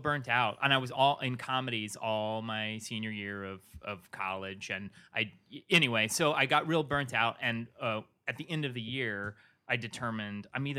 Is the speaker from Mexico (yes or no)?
no; England, United Kingdom; born there; I was born just outside of London on an Air Force base.